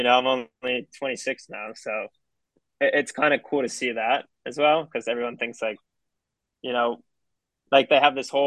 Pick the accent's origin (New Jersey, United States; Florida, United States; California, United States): Florida, United States; Miami; being in Miami, growing up in Miami